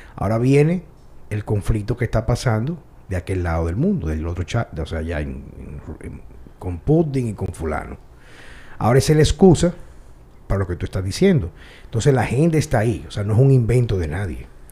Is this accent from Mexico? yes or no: no; Dominican Republic; mi país, donde yo nací, donde quizá me van a enterrar